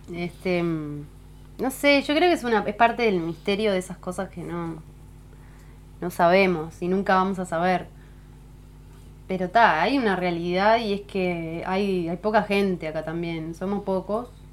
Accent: Salinas, Canelones, Uruguay; now in Punta del Diablo, Uruguay; cerca de donde me crié, donde decía cerca de Montevideo, en Salinas

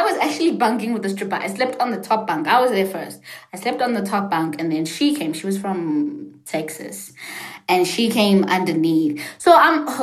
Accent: South Africa; English is a second language; moved away as an adult; also born or lived in Washington, D.C., United States; I'm gonna be sent back to South Africa

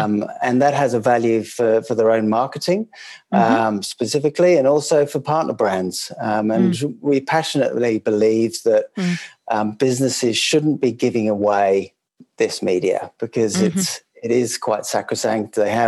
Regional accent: England, United Kingdom; moved away as an adult; now in Sydney, Australia; That's right. Yes, I'm English. Worked in global advertising agencies out of London, always in a kind of pan-European or a global sense, managing global clients. And then moved to Sydney, and we set up camp here

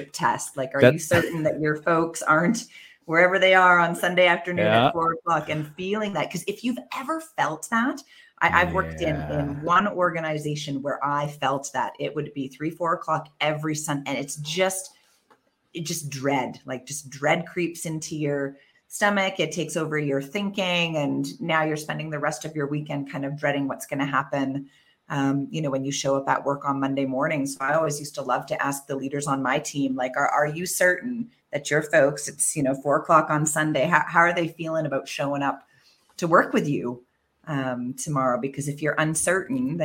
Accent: Canada; moved away as an adult; now in Mexico City, Mexico; as a Canadian

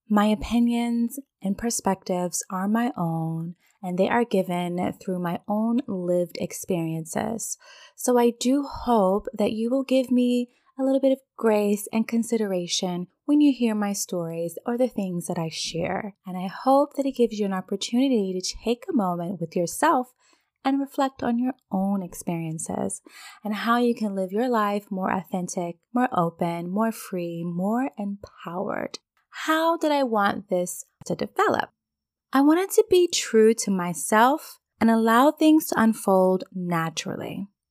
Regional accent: Virginia, United States; moved away as an adult; now in Dubai, United Arab Emirates; I'm originally from Virginia

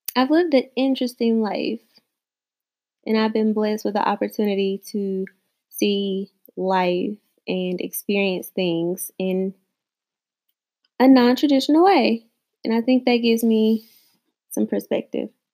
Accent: the South, United States; I am a woman from the South

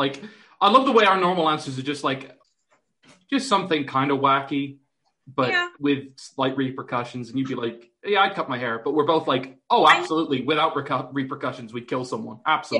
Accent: United Kingdom; now in Ireland; I'm British.

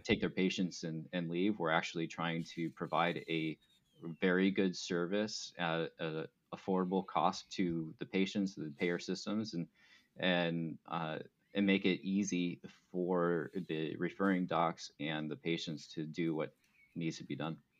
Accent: Arizona, United States; I grew up in Arizona

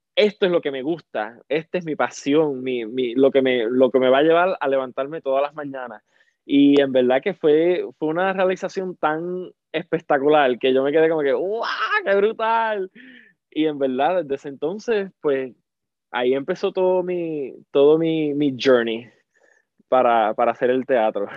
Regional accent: Salinas, Puerto Rico; now in Washington State, United States; yo soy de Puerto Rico, Salinas, Puerto Rico, y vivo en los Estados Unidos en estos momentos, en Washington State.

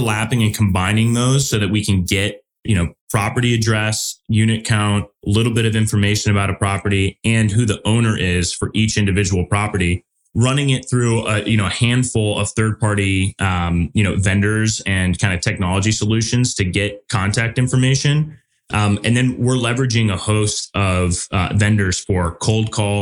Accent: Midwest, United States; Being a Midwesterner

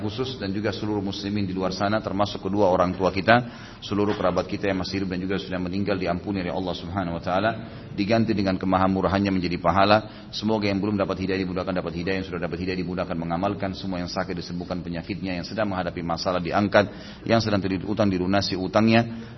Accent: Makassar, South Sulawesi, Indonesia; saya waktu itu lahir di kota Makassar

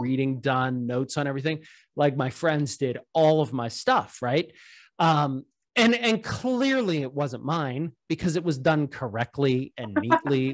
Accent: Pittsburgh, Pennsylvania, United States; also born or lived in Cleveland, Ohio; I'm from Pittsburgh

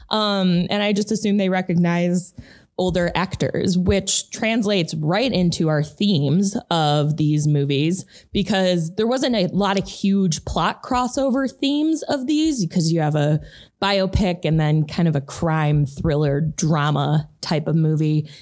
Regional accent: Chicago, Illinois, United States; we're from Chicago

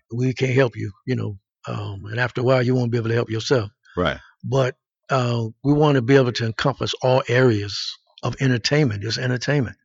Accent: Pittsburgh, Pennsylvania, United States; moved away; I'm originally from Pittsburgh

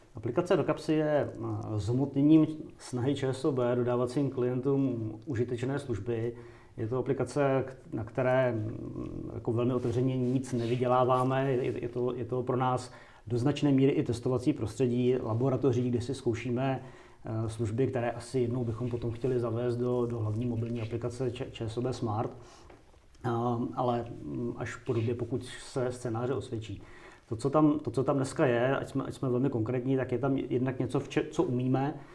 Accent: Kladno, Central Bohemian Region, Czechia; já jsem třeba z Kladna, jako původem pocházím

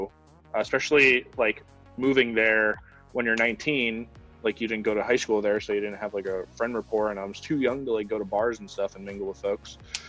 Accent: New Jersey, United States; And it's like wild to say that I'm from New Jersey. Like, because once you're from New Jersey, like, you don't usually leave New Jersey.

